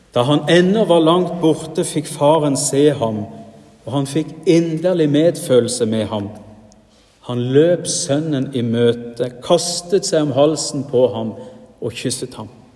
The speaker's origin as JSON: {"language": "Norwegian", "region": "Rogaland", "country": "Norway", "moved": "yes", "lives_now": "Sunnmøre, Norway", "said": "Hjemme i Rogaland"}